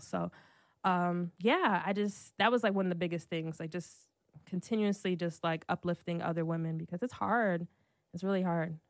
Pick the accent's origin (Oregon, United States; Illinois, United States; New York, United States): New York, United States; Brooklyn; also born or lived in Irvington, New Jersey / Newark, New Jersey / Atlanta; I'm from Brooklyn